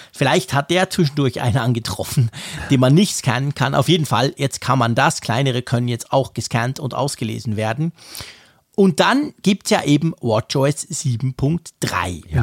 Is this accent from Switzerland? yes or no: yes; Switzerland; als Schweizer